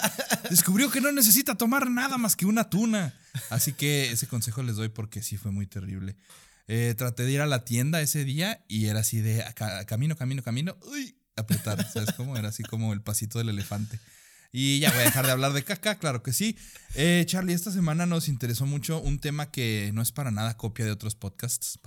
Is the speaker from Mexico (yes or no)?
yes; Sonora, Mexico; also born or lived in Nogales; now in Chihuahua, Mexico; Soy de Sonora